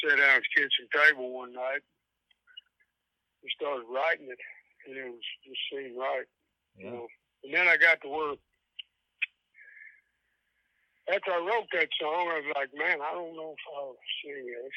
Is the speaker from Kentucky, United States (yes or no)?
yes; Kentucky, United States; I come from Kentucky and, you know, probably ain't never going to live anywhere else.